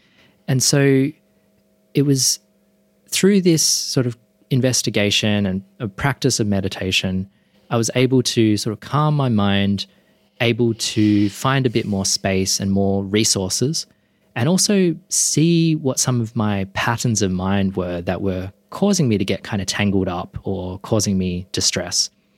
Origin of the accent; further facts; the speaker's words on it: Perth, Western Australia, Australia; now in Sydney, Australia; I grew up in Perth. My dad is Chinese Malaysian and his family are, we could say, culturally Buddhist.